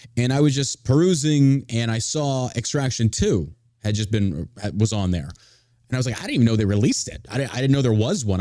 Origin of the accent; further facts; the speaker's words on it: Beaumont, Texas, United States; also born or lived in Dallas, Texas; now in Richardson, United States; I grew up in the Gulf of Mexico, down by, uh, Beaumont, Texas